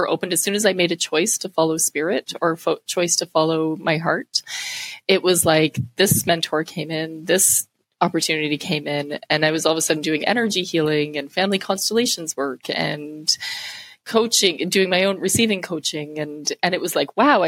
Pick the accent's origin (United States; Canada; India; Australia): Canada; being Canadian. I was able to go back home with my passport and made it through the systems. So coming back to my hometown, which is where I live now